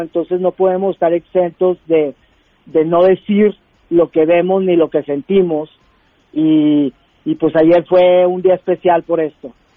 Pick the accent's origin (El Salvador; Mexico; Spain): Mexico; now in United States; tanto como latino, como mexicano y como inmigrante